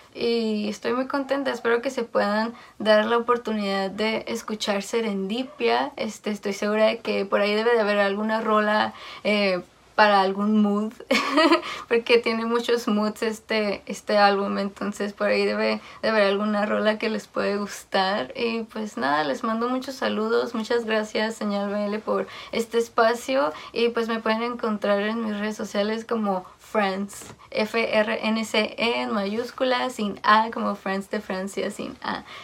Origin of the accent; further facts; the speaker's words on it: Mexicali, Baja California, Mexico; soy de Mexicali, Baja California